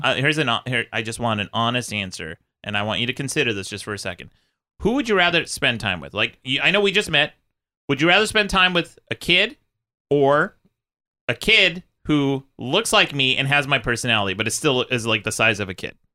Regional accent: Utah, United States; moved away; I grew up in Utah

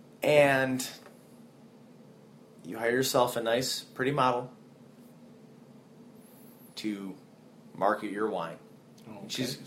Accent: Florida, United States; now in United Kingdom; I'm from Florida, and now I'm in the UK

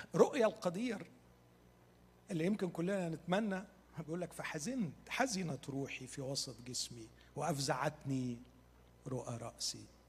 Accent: Egypt; احنا عندنا في مصر

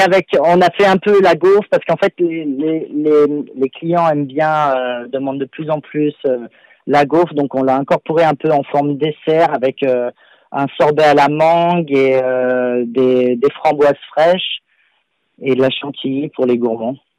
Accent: Lyon, Auvergne-Rhône-Alpes, France; moved away as an adult; also born or lived in Paris; now in London, United Kingdom; je suis à la base, je suis lyonnais

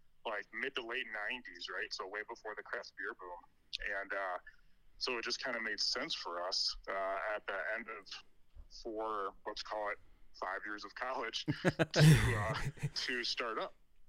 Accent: Milwaukee, Wisconsin, United States; My grandparents were immigrants to Milwaukee, which is actually my hometown. That's where I grew up

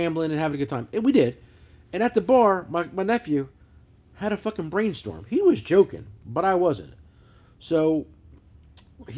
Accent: New Jersey, United States; I'm a douchebag from New Jersey

